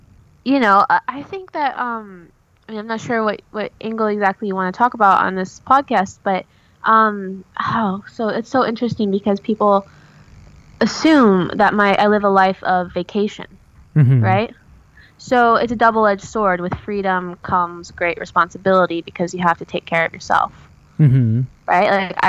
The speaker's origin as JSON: {"language": "English", "region": "Oregon", "country": "United States", "said": "I'm originally from Oregon. And we got hit really hard by the recession in the area that I was living at the time."}